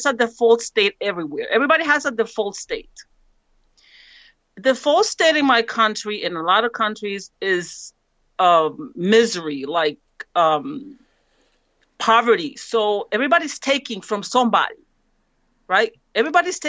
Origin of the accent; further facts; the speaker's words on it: San Pedro Sula, Cortés, Honduras; now in United States; I'm from San Pedro Sula. That's where the caravan came from.